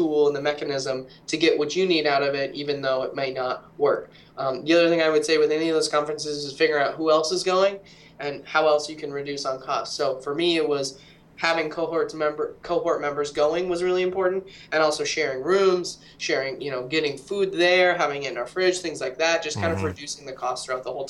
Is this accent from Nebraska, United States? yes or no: yes; Henderson, Nebraska, United States; moved away as an adult; now in Spokane, United States; I grew up in that small town, Henderson